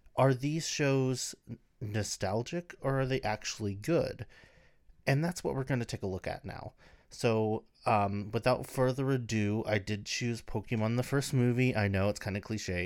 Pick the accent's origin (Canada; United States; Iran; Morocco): United States; we lived in rural America